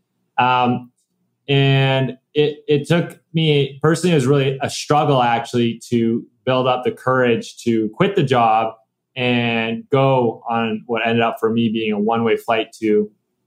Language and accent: English; Canada; moved away as an adult; I was born and raised in Canada